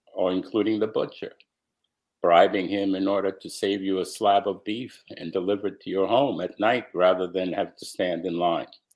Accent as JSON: {"language": "English", "country": "United States", "tie": "born or raised there", "also_born_or_lived": "Romania", "said": "while I was growing up in America"}